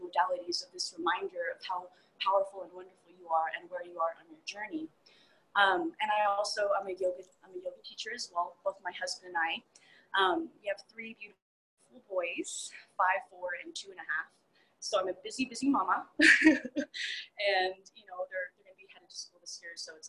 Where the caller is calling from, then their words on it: Manitou Springs, Colorado, United States; So I'm here in Manitou Springs, Colorado, and my business is Reiki Womb.